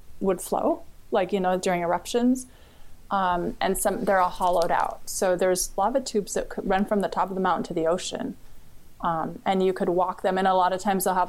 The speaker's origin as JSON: {"language": "English", "area": "Oahu", "region": "Hawaii", "country": "United States", "tie": "born or raised there", "also_born_or_lived": "Big Island, Hawaii", "said": "I grew up on Oahu"}